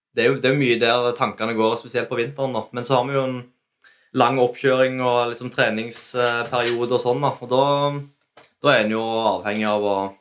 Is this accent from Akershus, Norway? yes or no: no; Ålgård, Rogaland, Norway; vi kommer fra Ålgård